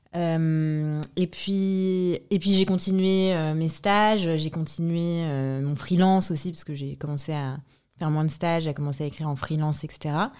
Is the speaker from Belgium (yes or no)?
no; France; also born or lived in Transylvania, Romania; now in Paris, France; j'ai grandi en France